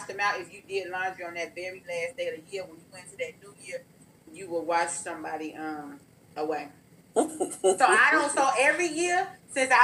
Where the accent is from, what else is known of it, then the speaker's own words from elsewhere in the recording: Chicago, Illinois, United States; I grew up in Chicago